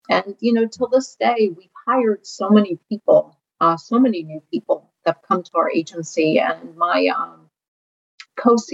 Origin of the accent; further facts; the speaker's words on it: Ukraine; now in United States; I wasn't born in this country. I was born in the Ukraine.